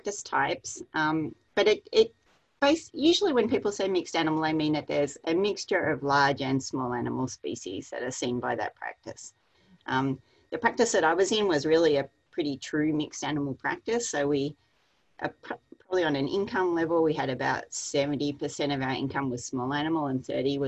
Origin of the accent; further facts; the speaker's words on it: Australia; moved away as an adult; now in United States; I'm from Australia. I grew up there and I went to vet school there.